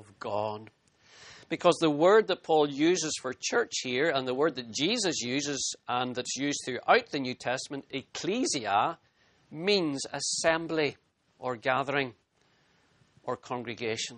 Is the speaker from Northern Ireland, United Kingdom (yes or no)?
yes; Northern Ireland, United Kingdom; as a boy growing up in Northern Ireland